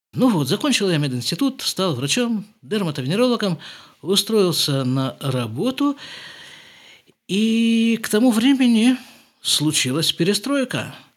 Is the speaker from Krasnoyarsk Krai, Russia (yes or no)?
yes; Krasnoyarsk, Krasnoyarsk Krai, Russia; moved away as an adult; also born or lived in Jerusalem; now in Israel; В нашей семье, которая поселилась в Красноярске